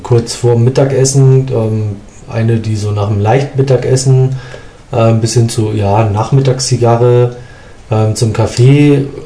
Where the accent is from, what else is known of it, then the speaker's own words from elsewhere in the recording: Hamburg, Germany; moved away as an adult; now in Munich, Germany; als ich nach München gekommen bin, mhm. als Hamburger, mhm. als Hamburger